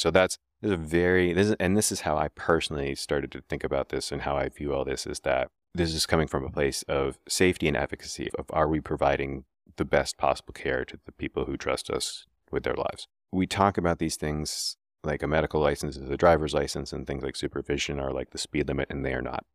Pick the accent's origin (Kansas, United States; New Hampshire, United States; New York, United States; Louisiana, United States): New Hampshire, United States; Keene; downtown Keene, New Hampshire, my hometown